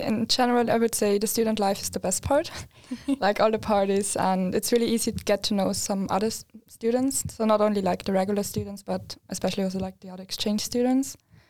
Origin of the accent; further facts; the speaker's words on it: Austria; moved away as an adult; now in Linköping, Sweden; I'm also from Austria